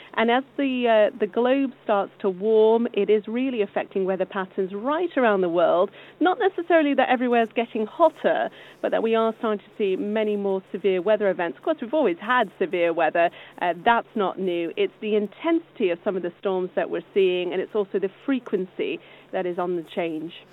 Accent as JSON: {"language": "English", "country": "United States", "tie": "born or raised there", "moved": "yes", "said": "I grew up in the States where we had some really severe weather in the form of tornadoes"}